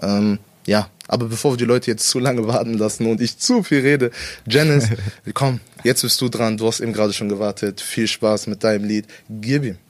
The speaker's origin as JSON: {"language": "German", "town": "Salzgitter", "region": "Lower Saxony", "country": "Germany", "tie": "born or raised there", "said": "wir sind in Salzgitter damals zusammen ja, aufgewachsen"}